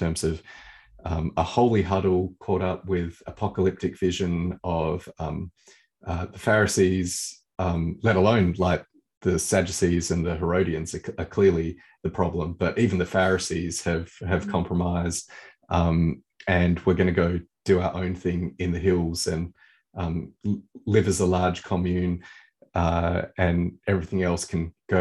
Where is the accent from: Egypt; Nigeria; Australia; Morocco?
Australia; I'm Australian.